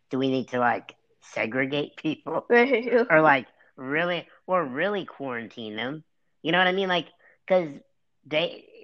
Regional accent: United States; We're both American

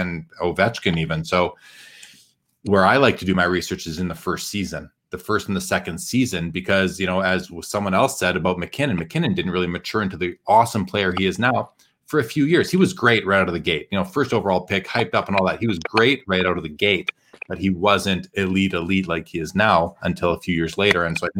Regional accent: Winnipeg, Manitoba, Canada; Growing up in Winnipeg, that was the TV that I would get on my little TV I had in my bedroom when I was a kid.

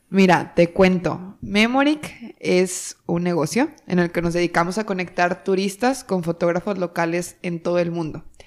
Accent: Torreón, Coahuila, Mexico; moved away as an adult; now in Monterrey, Mexico; yo soy de Torreón, Coahuila y aquí estamos en Monterrey y yo llego a Monterrey hace casi ocho años

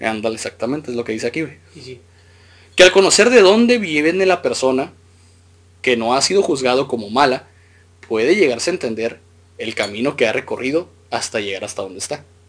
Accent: Mexico

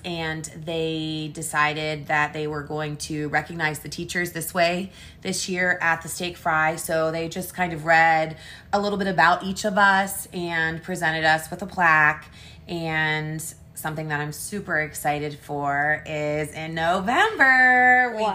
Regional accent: Wheeling, West Virginia, United States; In Wheeling, West Virginia, born and raised

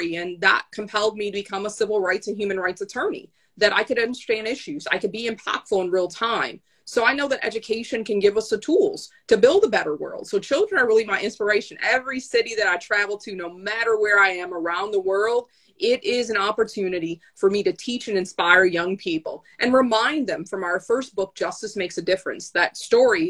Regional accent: St. Paul, Minnesota, United States; I'm here in St. Paul, Minnesota, and that's my hometown

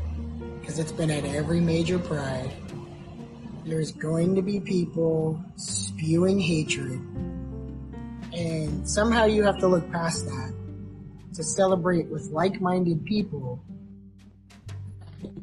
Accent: United States; We were all Americans

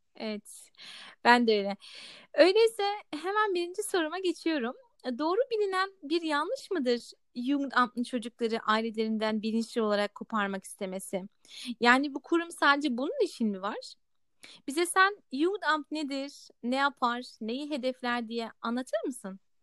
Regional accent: Germany; Kendim doğma büyüme Almanyalıyım.

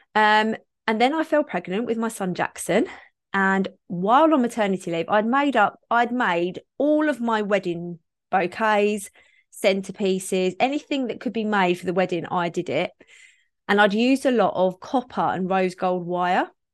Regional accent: Kent, South East England, United Kingdom; I grew up in Kent

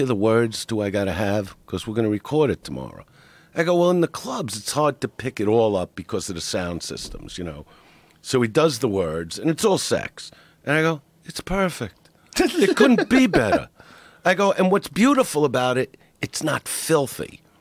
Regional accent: New York City, New York, United States; I am from Brooklyn

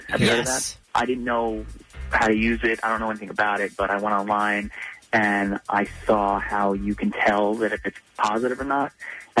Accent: Farmingdale, New York, United States; I'm from Farmingdale.

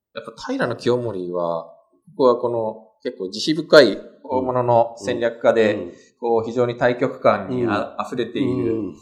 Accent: Kanto, Japan; 私が関東出身だからかもしれないんですけど

